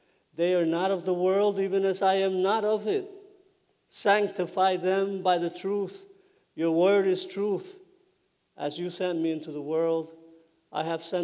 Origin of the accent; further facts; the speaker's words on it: New York City, New York, United States; moved away as an adult; also born or lived in Puerto Rico / Connecticut; I grew up in New York City